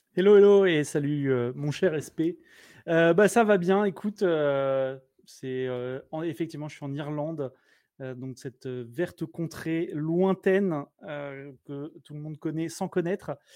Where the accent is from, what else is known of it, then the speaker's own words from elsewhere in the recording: Blois, Centre-Val de Loire, France; moved away as an adult; also born or lived in Montauban / Toulouse; now in Ireland; Je suis né à Montauban, mais j'ai vécu à Blois parce que mes parents sont profs.